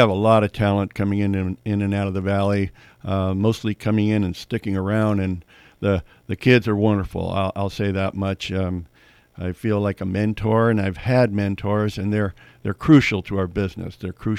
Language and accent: English; San Francisco, California, United States; I was born and raised in San Francisco.